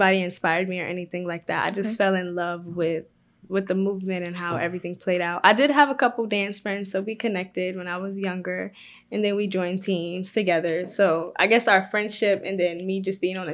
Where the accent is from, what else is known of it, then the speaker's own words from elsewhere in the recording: New York City, New York, United States; I am from New York City